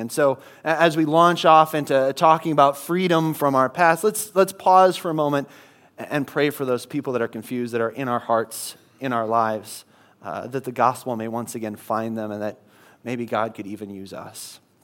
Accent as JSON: {"language": "English", "region": "Midwest", "country": "United States", "moved": "yes", "said": "I come from the Midwest"}